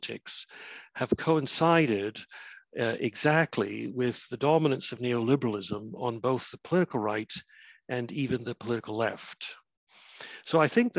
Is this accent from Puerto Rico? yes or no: no; Canada; now in Cardiff, United Kingdom; You'll be able to tell from my funny accent that I'm neither Welsh nor even British. I come from Canada originally